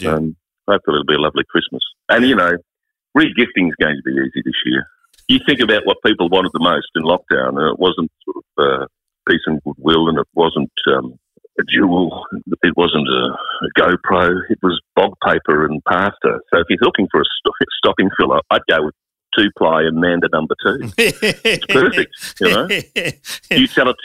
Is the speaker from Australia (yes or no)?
yes; Redcliffe, Queensland, Australia; moved away; I know where I come from. I come from Redcliffe.